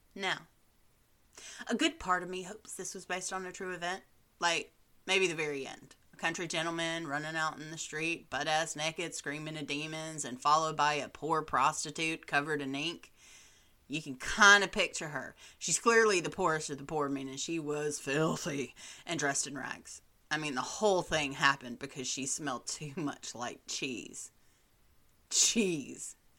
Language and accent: English; Southern United States, United States; as a Southerner who is in love with Charleston, South Carolina